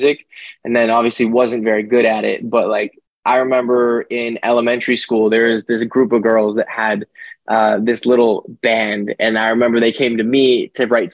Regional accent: Winnipeg, Manitoba, Canada; also born or lived in Calgary, Alberta, Canada; I moved out to a place called Winnipeg when I was about 5 years old, and I was raised there as well. Stayed there basically my whole life

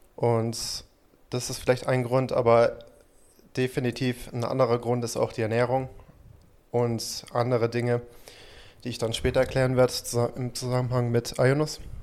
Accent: United States; now in Germany; ich bin ja in Amerika aufgewachsen

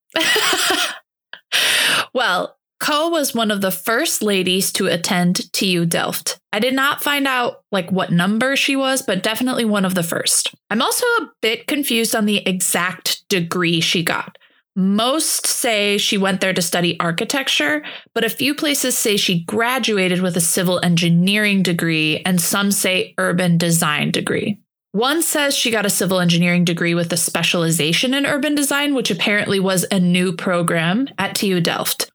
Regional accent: Holland, Michigan, United States; I grew up in Holland, Michigan

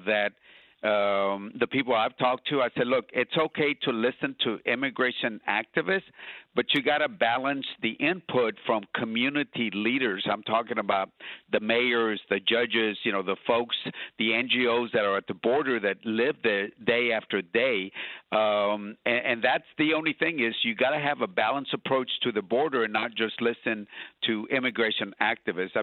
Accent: Laredo, Texas, United States; my hometown of Laredo.

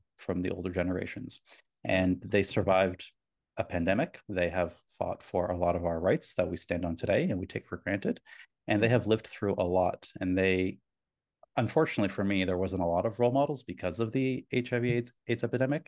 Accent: Canada; My heritage, I was born in Canada, but my heritage is Italian

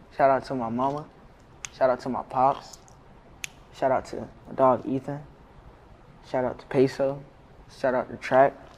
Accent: Vero Beach, Florida, United States; now in Miami, United States; I grew up in Vero, Vero Beach, Florida

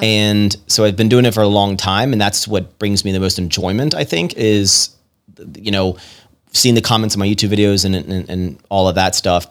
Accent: Virginia, United States; moved away as an adult; also born or lived in Roanoke, Virginia / Richmond, Virginia / Washington, D.C.; now in Texas, United States; I'm from, I'm from Virginia originally, and I, I essentially started deep Southern Virginia, and then the older I got, the more Northern Virginia I moved

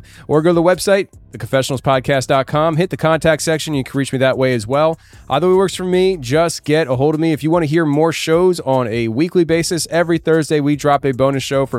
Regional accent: Tennessee, United States; In my home state of Tennessee, Paris, Tennessee

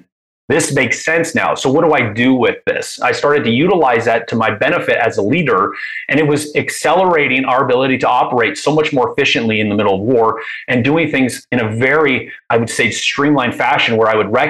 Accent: Anaheim, California, United States; I grew up, I was born in Anaheim. I grew up around that.

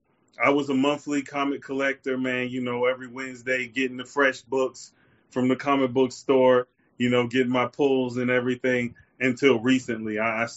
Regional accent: New York, United States; now in the South, United States; I'm originally from Brooklyn, New York.

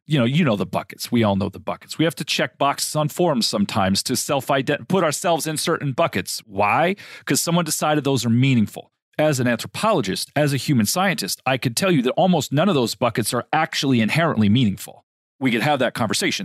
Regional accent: United States; also born or lived in Middle East; being an American

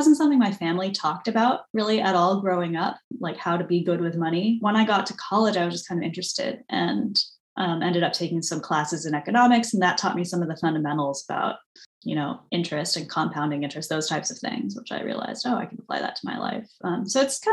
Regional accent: San Diego, California, United States; also born or lived in France / Boston; I grew up in San Diego, but spending a lot of time in France.

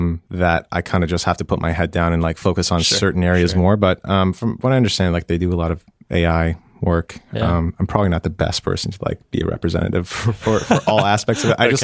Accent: Tehran, Tehran Province, Iran; born there; It's always a hard question because I don't really know where home is, but I was born in Tehran, Iran in 88.

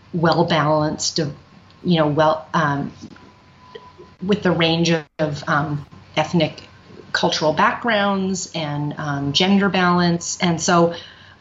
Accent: Vancouver, British Columbia, Canada; also born or lived in New York; now in Brooklyn, United States; I'm originally from Vancouver, Canada, but I've been living in New York since 1991

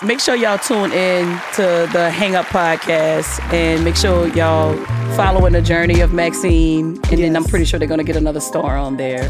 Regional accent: New Orleans, Louisiana, United States; I'm from the hood. I'm from New Orleans

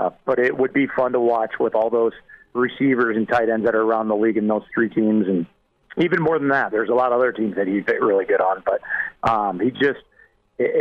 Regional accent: rural Nebraska, United States; moved away; you come from a rural community in Nebraska and go to the big town of Lincoln and get to play big time football

